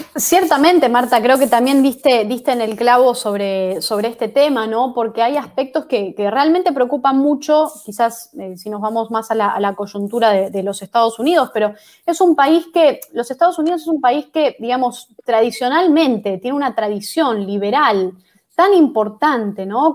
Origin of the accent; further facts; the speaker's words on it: Argentina; que estamos viviendo hoy los, los argentinos